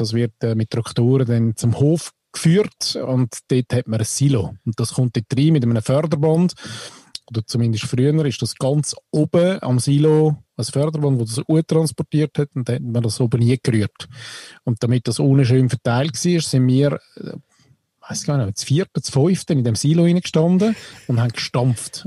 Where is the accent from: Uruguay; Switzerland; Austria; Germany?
Switzerland; als Schweizer